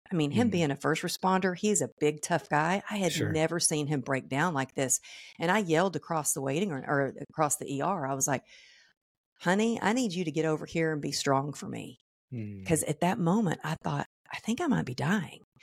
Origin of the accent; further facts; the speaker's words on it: Texas, United States; moved away as an adult; also born or lived in California; I grew up in Texas